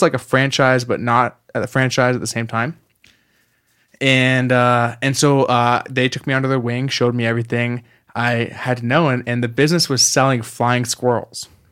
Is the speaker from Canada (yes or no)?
yes; Canada; moved away; I'm from Canada originally.